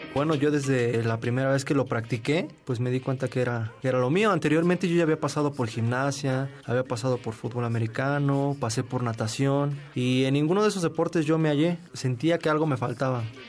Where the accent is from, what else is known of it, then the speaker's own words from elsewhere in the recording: Mexico City, Mexico; Yo nací en México, Distrito Federal, en Tacuba, un 2 de marzo de 1993